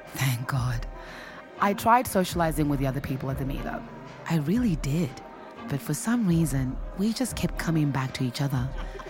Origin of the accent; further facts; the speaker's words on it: Zimbabwe; moved away as an adult; But I'm actually originally from Zimbabwe.